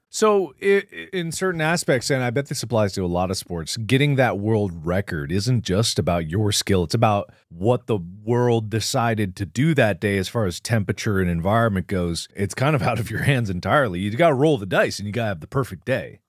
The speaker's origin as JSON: {"language": "English", "town": "Cincinnati", "region": "Ohio", "country": "United States", "tie": "born or raised there", "moved": "yes", "lives_now": "Los Angeles, United States", "said": "we grew up in Cincinnati"}